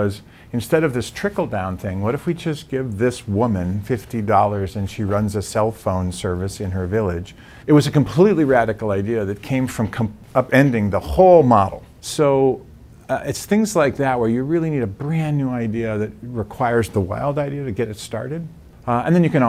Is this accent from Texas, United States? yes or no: no; Massachusetts, United States; Oh, outside of Boston.